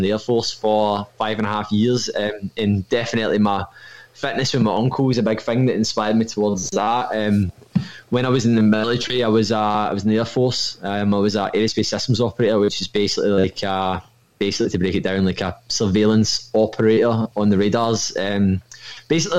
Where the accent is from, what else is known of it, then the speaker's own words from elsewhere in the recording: Irvine, Scotland, United Kingdom; I'm from Irvine in Ayrshire, but I work in Kilmarnock